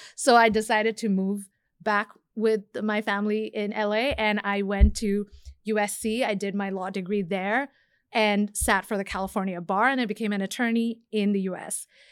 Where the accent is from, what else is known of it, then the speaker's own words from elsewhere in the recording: Bangladesh; moved away; I'm from Bangladesh originally